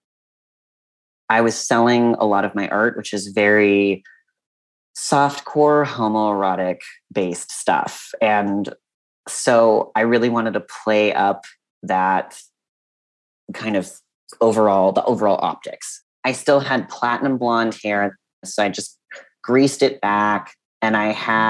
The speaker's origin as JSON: {"language": "English", "area": "Monterey County", "region": "California", "country": "United States", "tie": "born or raised there", "said": "I grew up in Monterey County in California"}